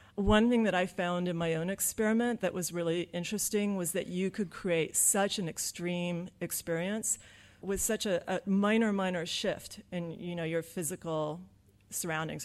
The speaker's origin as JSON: {"language": "English", "region": "Southern California", "country": "United States", "said": "I'm from Southern California where it's really, really nice"}